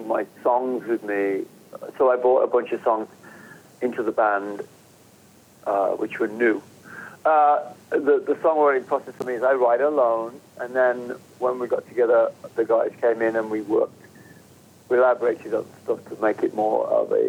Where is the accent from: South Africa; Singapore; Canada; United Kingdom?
United Kingdom; England; I'm English, so... But I grew up in England